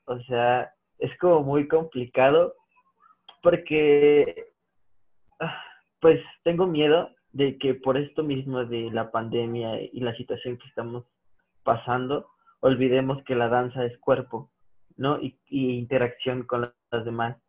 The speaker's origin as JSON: {"language": "Spanish", "country": "Mexico", "said": "como mexicanos"}